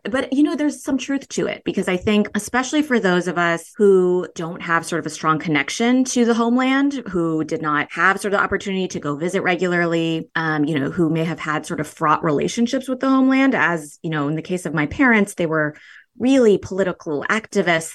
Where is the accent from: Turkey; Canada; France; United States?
United States; also born or lived in Berlin, Germany / Iran (ancestry); although I did grow up here.